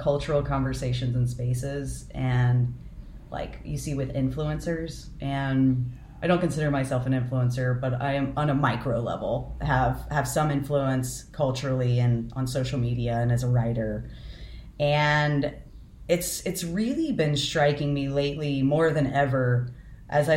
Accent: United States; I have been growing up white and middle class in the United States

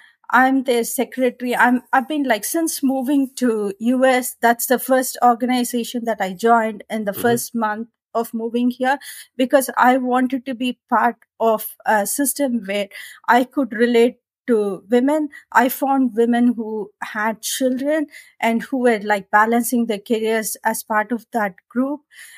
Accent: India; English is a second language; moved away as an adult; also born or lived in Australia; now in United States; coming from India, my accent is different. I was able to some extent try to, I don't say I got the Australian accent, but I was able to get the pronunciations right, and then moved to US

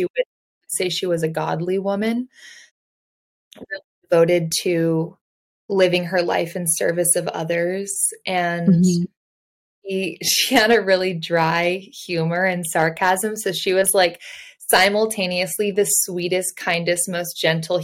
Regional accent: Indiana, United States; I grew up in Indiana

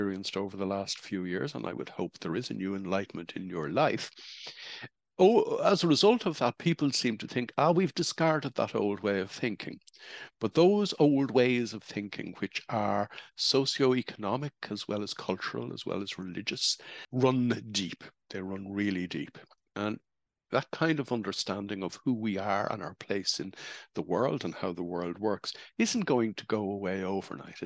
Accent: Ireland; the era in which I grew up in Holy Catholic Ireland

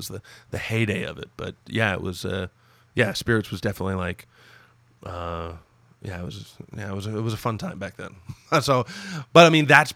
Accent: Toronto, Ontario, Canada; born and raised in Toronto.

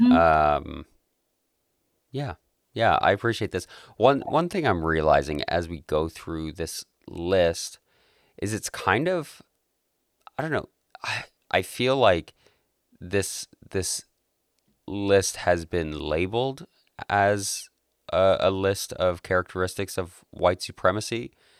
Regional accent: Calgary, Alberta, Canada; born and raised in Southern Alberta in Calgary, and I love it here

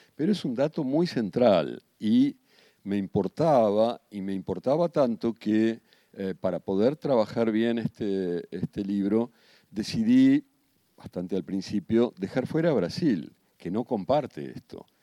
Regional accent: Argentina; vengo de la Argentina

